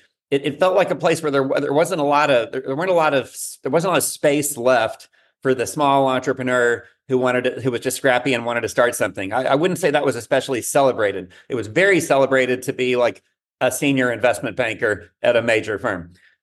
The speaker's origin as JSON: {"language": "English", "region": "Texas", "country": "United States", "tie": "born or raised there", "said": "And so it just really made sense to being here a Texan, born and raised, to think about this question about, well, there's no question that Texas, particularly the Texas Triangle, is on a roll."}